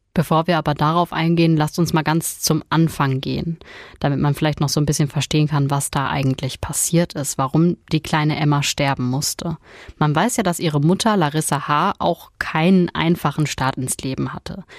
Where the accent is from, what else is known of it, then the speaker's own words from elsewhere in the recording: Ruhr area, North Rhine-Westphalia, Germany; Bei uns im Ruhrgebiet